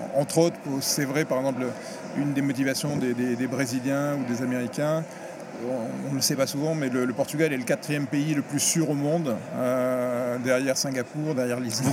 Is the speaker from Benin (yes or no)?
no; France; je suis français